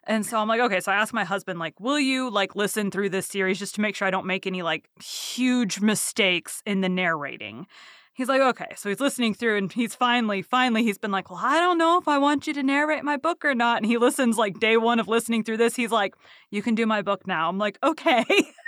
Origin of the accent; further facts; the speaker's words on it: Texas, United States; Yeah, I born and raised in Texas, don't have a Texas twang. I'll say y'all.